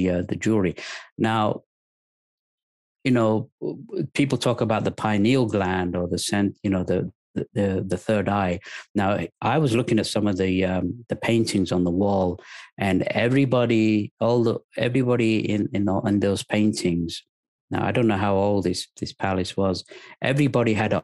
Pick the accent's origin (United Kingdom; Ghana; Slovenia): United Kingdom; England; moved away as an adult; also born or lived in Lahore, Pakistan; now in United States; I'm originally from Pakistan, but I was raised in England since the age of three.